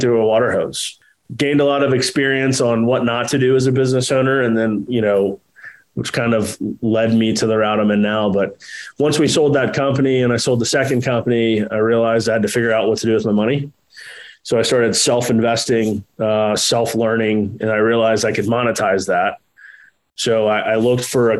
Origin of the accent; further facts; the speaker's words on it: Jacksonville, Florida, United States; also born or lived in Texas; I was born in Texas. And then, you know, shortly after we came east and been in Jacksonville since I was two. Did traditional schooling here